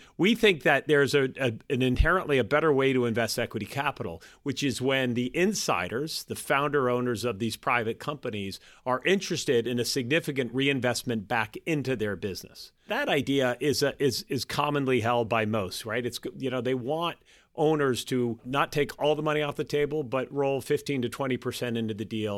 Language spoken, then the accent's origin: English; Boston, Massachusetts, United States; being a Bostonian, oftentimes when I travel, I meet people and I say, I'm from Boston